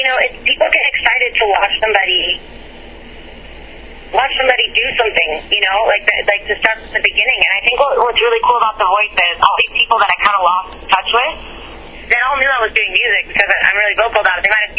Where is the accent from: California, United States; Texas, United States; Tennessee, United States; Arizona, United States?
Tennessee, United States; Nashville; I came from Nashville, and it's crazy to me how many people know that guy.